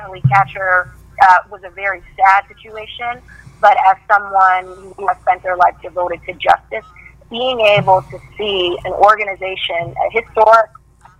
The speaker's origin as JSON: {"language": "English", "region": "New Jersey", "country": "United States", "tie": "born or raised there", "also_born_or_lived": "Kansas City", "said": "New Jersey, where I grew up"}